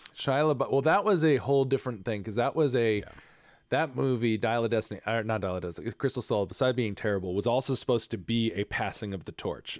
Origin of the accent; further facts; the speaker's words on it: New England, United States; being from New England